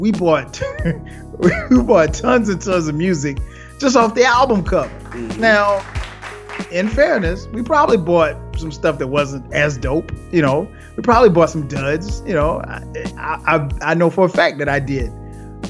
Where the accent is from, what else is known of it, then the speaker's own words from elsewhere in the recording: Florence, South Carolina, United States; moved away; my hometown of Florence, South Carolina